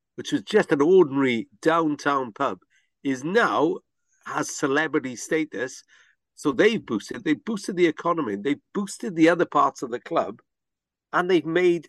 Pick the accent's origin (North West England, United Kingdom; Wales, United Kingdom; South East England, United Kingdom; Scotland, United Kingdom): Wales, United Kingdom; we're not English. We're Welsh